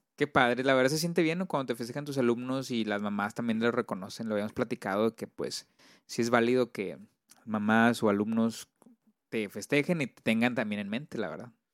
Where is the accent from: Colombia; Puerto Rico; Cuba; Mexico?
Mexico; Monterrey, Nuevo León; yo me siento orgulloso de, hacer de aquí, de Monterrey, de Regio. Bueno, soy de Monterrey